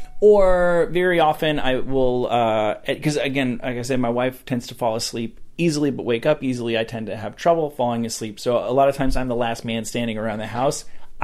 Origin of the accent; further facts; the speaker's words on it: Rutherford, New Jersey, United States; Rutherford, New Jersey, right outside of New York City.